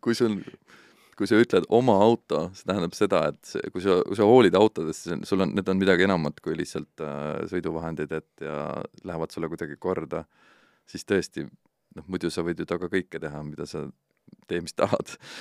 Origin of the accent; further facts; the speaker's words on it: Estonia; Eesti on minu kodumaa ikkagi